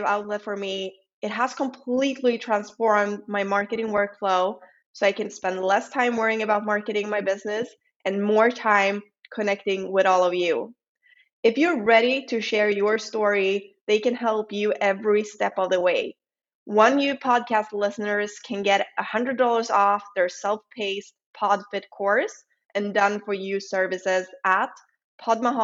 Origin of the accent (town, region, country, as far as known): Sweden; accent: Swedish; English is a second language